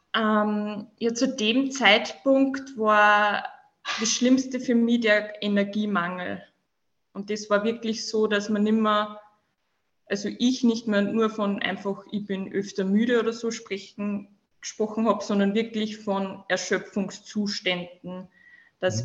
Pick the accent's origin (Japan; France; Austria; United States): Austria; Upper Austria; komme aus dem schönen Oberösterreich